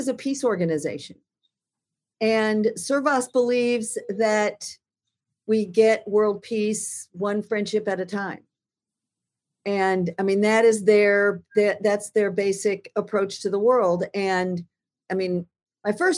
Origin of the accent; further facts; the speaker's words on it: United States; also born or lived in Alaska; I'm fundamentally American